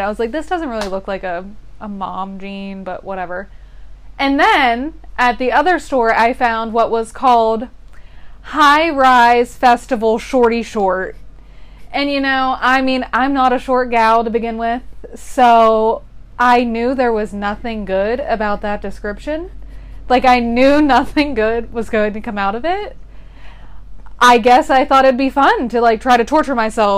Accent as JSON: {"language": "English", "country": "United States", "said": "we're American as fuck"}